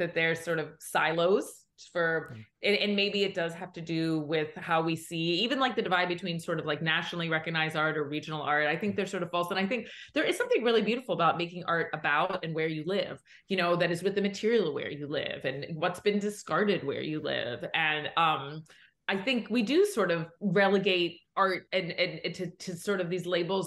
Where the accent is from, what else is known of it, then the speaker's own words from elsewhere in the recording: Johnstown, Pennsylvania, United States; moved away; Johnstown, in my hometown